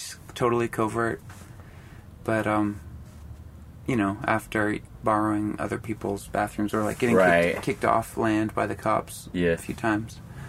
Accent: Anacortes, Washington, United States; born or raised there

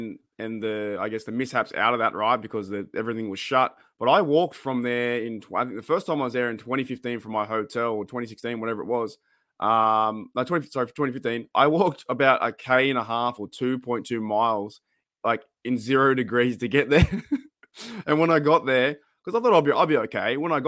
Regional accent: Australia; I was like, "I'm from Australia."

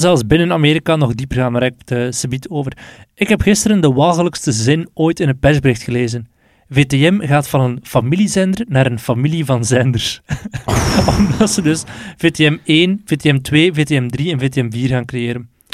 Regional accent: Belgium; wij nu als Belg

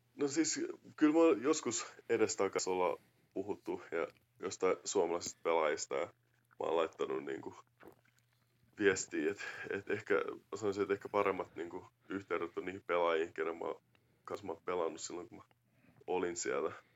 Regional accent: Finland; vaikka mun Amerikan isä, niin kuitenkin mä oon kasvanut Suomessa ja suomalaisessa kulttuurissa

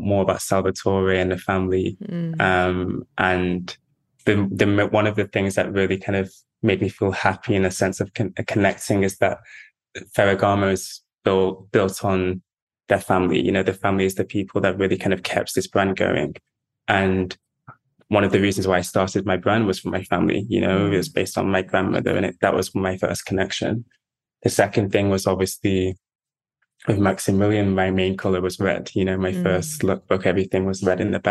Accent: Manchester, North West England, United Kingdom; growing up in Manchester

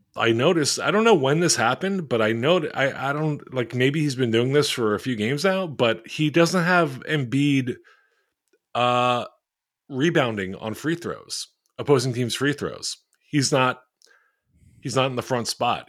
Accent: Philadelphia, Pennsylvania, United States; a bunch of people I grew up with in Philly

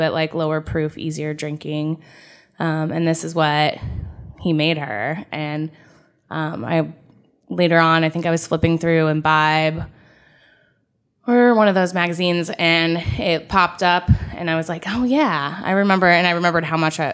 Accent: California, United States; now in Ohio, United States; I was from California and moved here

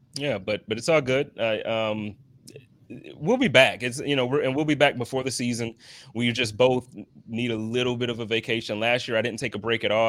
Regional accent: Buffalo, New York, United States; moved away; I'm from Buffalo and I'm always in Buffalo now

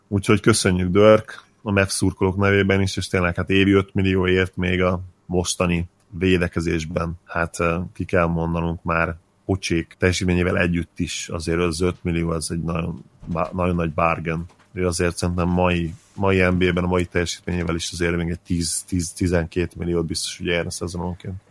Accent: Hungary; mint magyar ember beszélek

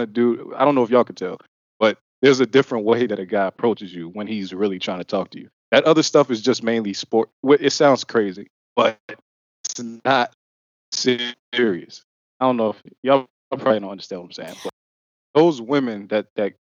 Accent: Ohio, United States; I'm from Ohio

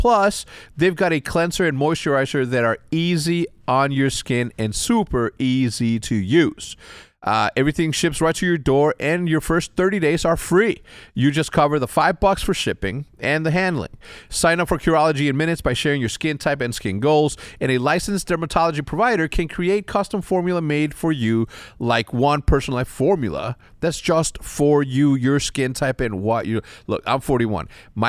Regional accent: Texas, United States; born there; And I was born in Texas, right?

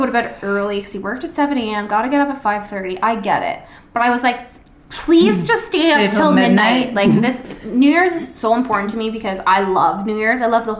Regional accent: Ontario, Canada; moved away; because I'm literally from Ontario

